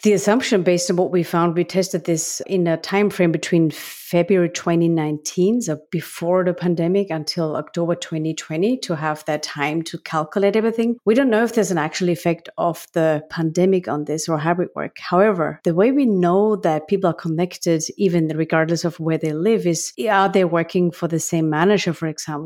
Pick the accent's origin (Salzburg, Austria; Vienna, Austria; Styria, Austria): Styria, Austria; Graz; accent: Austrian; English is a second language; now in United States; The accent that you all, uh, discover is because I'm from Austria, living in the U S.